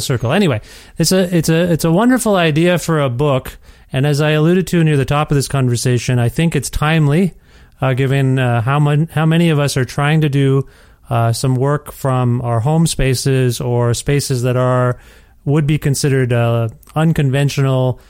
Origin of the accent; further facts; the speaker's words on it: Canada; now in Edmonton, Canada; as a Canadian